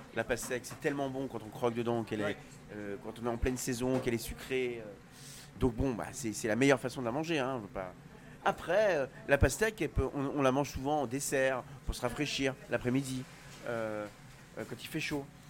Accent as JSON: {"language": "French", "region": "Brittany", "country": "France", "said": "Je suis breton"}